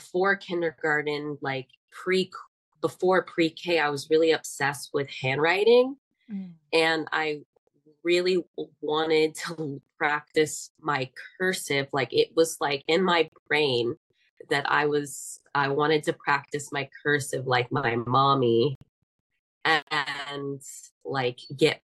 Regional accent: Atlanta, Georgia, United States; also born or lived in Decatur, Georgia; I grew up in Atlanta

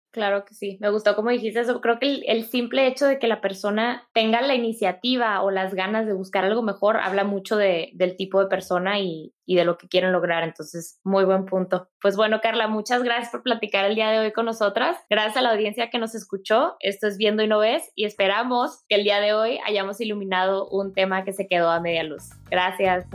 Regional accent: Ciudad Juárez, Chihuahua, Mexico; yo soy de la frontera, entonces yo crecí en Ciudad Juárez

